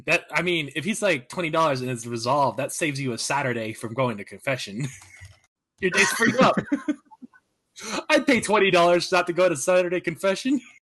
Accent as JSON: {"language": "English", "town": "Las Vegas", "region": "Nevada", "country": "United States", "tie": "born or raised there", "said": "Born and raised in Vegas"}